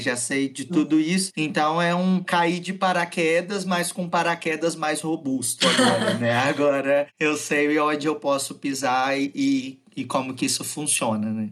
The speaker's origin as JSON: {"language": "Portuguese", "town": "Venda Nova do Imigrante", "region": "Espírito Santo", "country": "Brazil", "tie": "born or raised there", "said": "eu sou natural de Venda Nova do Imigrante"}